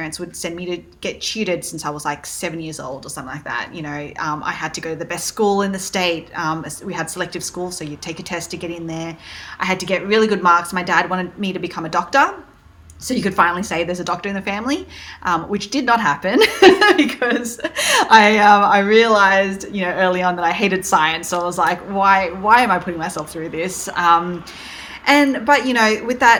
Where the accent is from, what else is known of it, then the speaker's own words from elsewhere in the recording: Sydney, New South Wales, Australia; accent: Aussie; also born or lived in Malaysia; now in New York, United States; my parents are originally from Malaysia, took us over to Australia, Sydney, Australia, when I was pretty much a baby. So you can tell from my accent, I'm very, very Aussie.